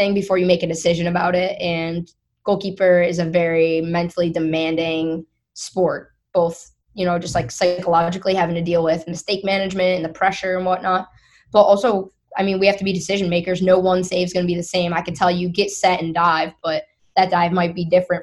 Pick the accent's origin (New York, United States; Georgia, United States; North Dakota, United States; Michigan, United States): New York, United States; Syracuse; moved away as an adult; I'm originally from Syracuse, New York. I grew up there.